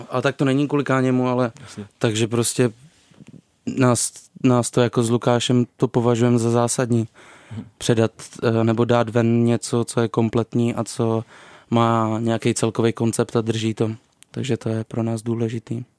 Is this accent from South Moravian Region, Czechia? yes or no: no; Vysočina Region, Czechia; also born or lived in Ostrava; pocházím z Vysočiny